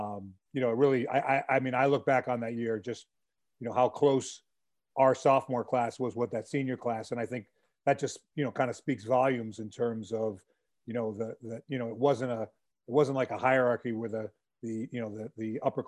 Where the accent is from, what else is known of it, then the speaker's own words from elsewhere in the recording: Connecticut, United States; as growing up in Connecticut